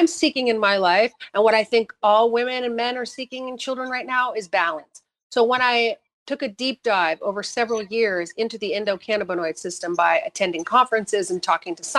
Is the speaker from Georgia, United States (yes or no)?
no; New Hampshire, United States; I grew up in New Hampshire